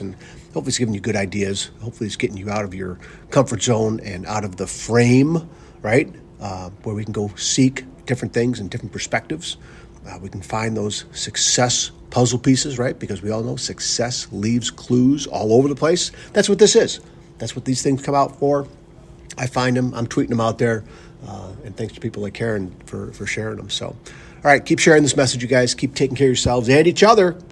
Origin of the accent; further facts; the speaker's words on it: Northville, Michigan, United States; we grew up in Northville, Michigan together.